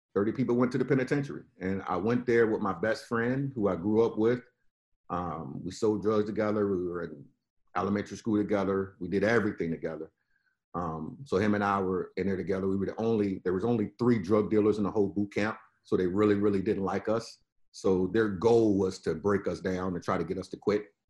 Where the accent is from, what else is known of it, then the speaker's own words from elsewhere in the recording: Richmond, Virginia, United States; now in Florida, United States; I'm originally from Richmond, VA. You know, deep in the South. You know, grew up in that particular environment.